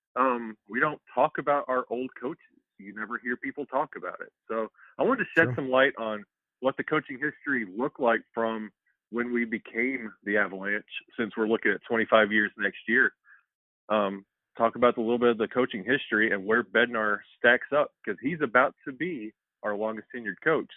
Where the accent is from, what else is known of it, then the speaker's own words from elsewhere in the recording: Alabama, United States; being from Alabama, like that stigma of hockey down here in the South